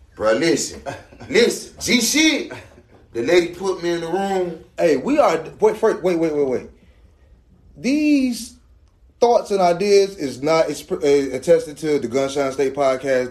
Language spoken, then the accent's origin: English; Miami, Florida, United States; I'm from Miami